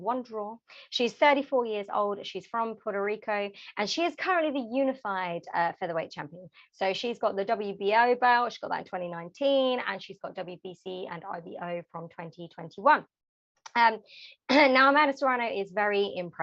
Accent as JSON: {"language": "English", "region": "London", "country": "United Kingdom", "tie": "born or raised there", "said": "my hometown London"}